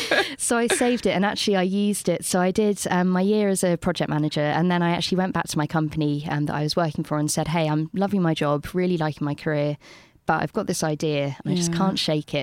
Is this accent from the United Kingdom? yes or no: yes; London, United Kingdom; also born or lived in Bristol; I went back to London and they asked me if I was from Bristol.